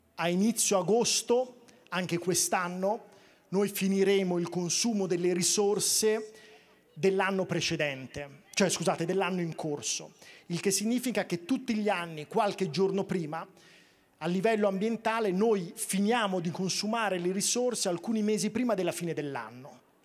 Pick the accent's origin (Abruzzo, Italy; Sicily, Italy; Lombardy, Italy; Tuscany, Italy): Tuscany, Italy; delle mie parti toscane